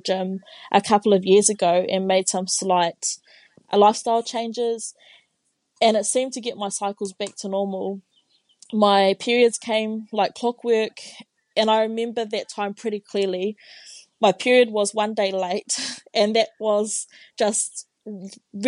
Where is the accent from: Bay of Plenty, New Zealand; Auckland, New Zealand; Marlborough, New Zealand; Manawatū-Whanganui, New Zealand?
Bay of Plenty, New Zealand; Tauranga; first language Māori; English is a second language; moved away as an adult; now in Dunedin, New Zealand; I was born and raised in Tauranga in the North Island